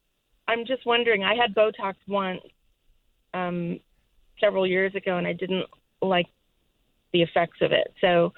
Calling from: Torrance, California, United States; I'm in Southern California.

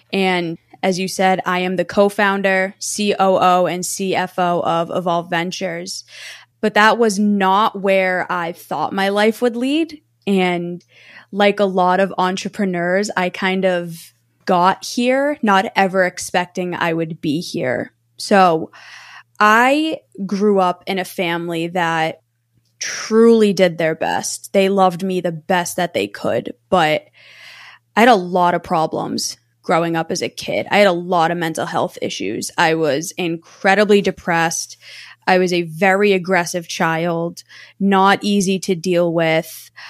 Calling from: Massachusetts, United States; I am near the Boston area. So I am about 35 minutes outside of Boston.

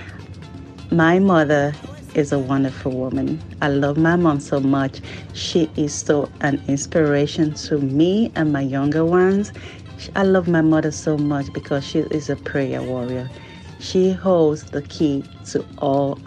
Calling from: Maryland, United States; I am calling from the state of Maryland

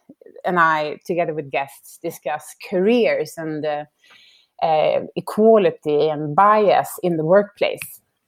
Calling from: Stockholm, Stockholm County, Sweden; I'm calling in from Stockholm, just outside of Stockholm, and it's evening.

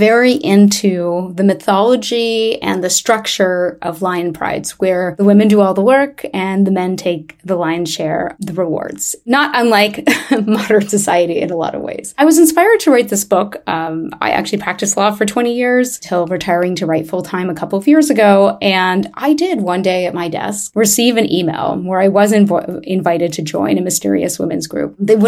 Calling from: Montreal, Quebec, Canada; I'm calling from Montreal, Canada

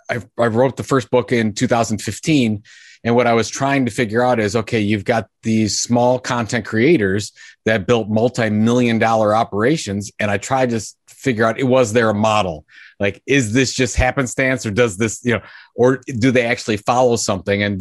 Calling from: Cleveland, Ohio, United States; I'm in Cleveland, Ohio

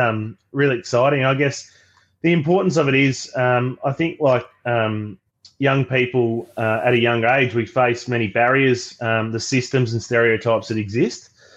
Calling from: Melbourne, Victoria, Australia; I use the pronouns he, him, and I'm calling today from Melbourne on Wurundjeri land of the Kulin Nations.

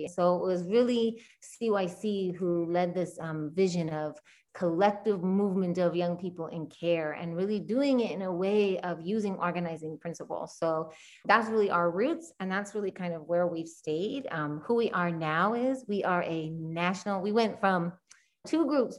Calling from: St. Louis, Missouri, United States; I am calling currently from what is now called St. Louis, Missouri. I also want to name and honor the land that I'm on, the stolen indigenous land of the Kickapoo, the Miami tribal nations as well.

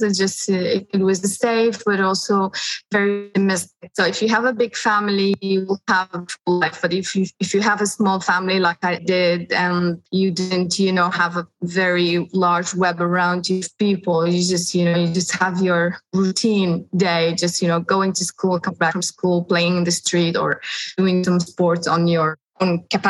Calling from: Homs, Homs Governorate, Syria; it's because I'm speaking from Homs, Syria, and I'm joining you via Zoom. And Zoom as a platform, I mean, it doesn't function here in Syria.

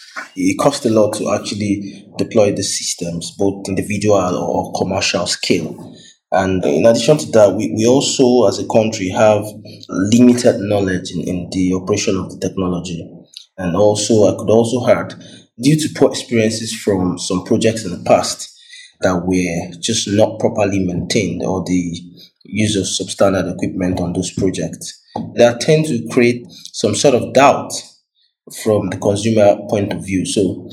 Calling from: Abuja, Federal Capital Territory, Nigeria; I'm calling from Abuja, Nigeria.

